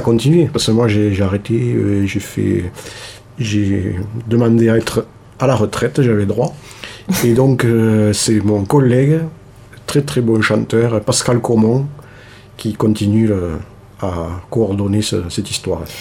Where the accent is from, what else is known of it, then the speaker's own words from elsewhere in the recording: Toulouse, Occitania, France; moved away as an adult; now in Cardaillac, France; natif de Toulouse